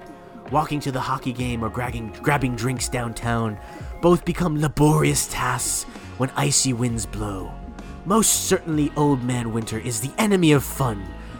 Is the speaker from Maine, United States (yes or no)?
yes; Maine, United States; For some strange reason, fellow Bowdoiners always seem to know that I grew up in Maine.